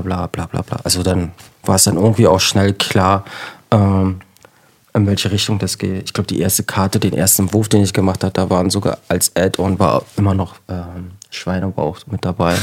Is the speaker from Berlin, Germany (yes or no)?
yes; Berlin, Germany; ich komme ähm, aus Ostberlin